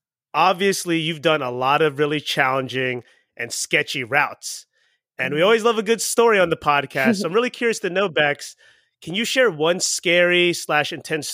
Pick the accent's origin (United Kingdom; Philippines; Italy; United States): Philippines; But I'm Filipino.